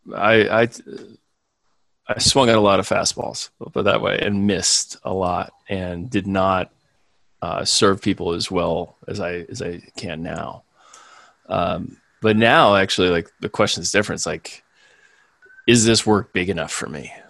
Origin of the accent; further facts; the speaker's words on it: Chicago, Illinois, United States; also born or lived in Springfield, Illinois; most of my childhood and school years were in the Chicago suburbs